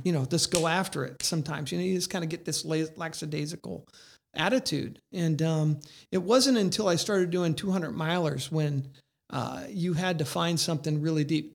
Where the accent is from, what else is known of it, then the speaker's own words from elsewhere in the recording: Indiana, United States; I'm from Indiana